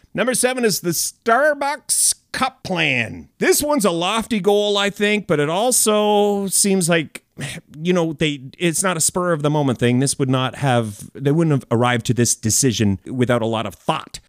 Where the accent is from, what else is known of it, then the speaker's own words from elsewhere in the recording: Canada; I'm a Canadian, uh, fellow